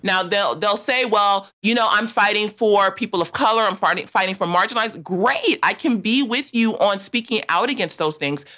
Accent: Los Angeles, California, United States; I grew up in South

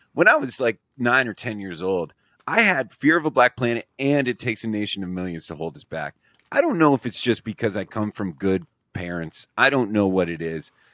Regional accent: Scranton, Pennsylvania, United States; I'm from Scranton, Pennsylvania

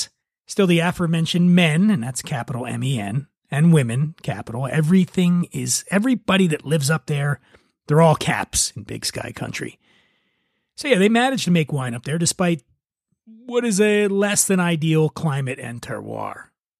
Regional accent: Philadelphia, Pennsylvania, United States; Now, in my defense, I'm from Philly, so I blamed it on my accent.

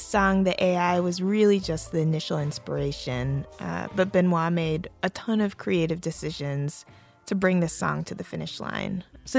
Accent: Japan; moved away; I grew up in Japan.

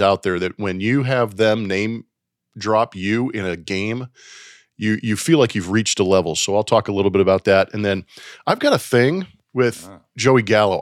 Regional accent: Los Angeles, California, United States; I grew up in the LA area

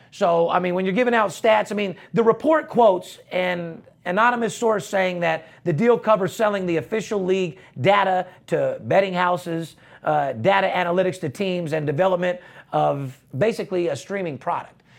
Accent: United States; we're from America

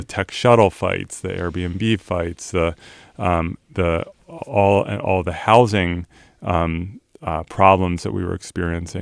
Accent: Turnersville, New Jersey, United States; born or raised there; also born or lived in Philadelphia, Pennsylvania; now in San Francisco, United States

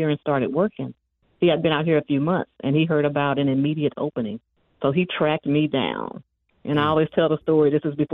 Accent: Moss Point, Mississippi, United States; moved away as an adult; growing up in Moss Point, Mississippi

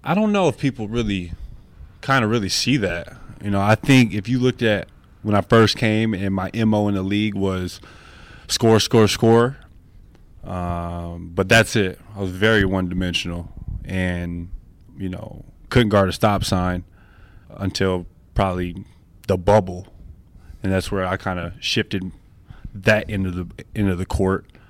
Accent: Flint, Michigan, United States; moved away as an adult; also born or lived in Salt Lake City, Utah / Los Angeles; now in Washington, United States; I'm really a small town kid. I'm from Flint, Michigan.

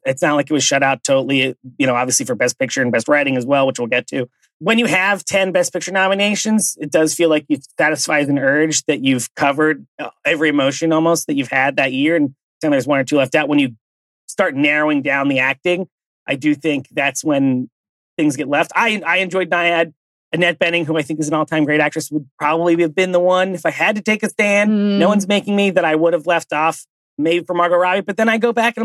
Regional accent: West Chester, Pennsylvania, United States; from my hometown, something I have known, I guess, my whole life, because our high school is called Bayard Rustin

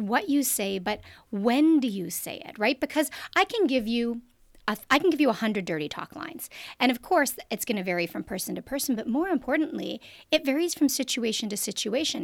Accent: Canada; I'm also Canadian.

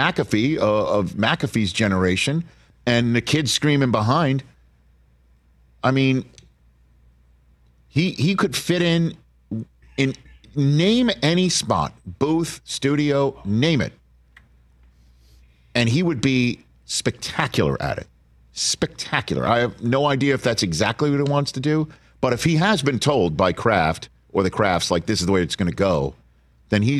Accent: Northeast, United States; I'm from the Northeast.

